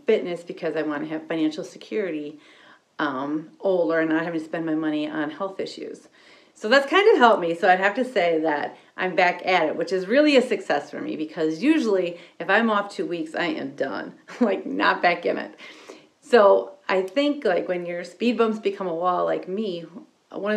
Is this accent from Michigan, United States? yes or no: no; Wisconsin, United States; I'm from Wisconsin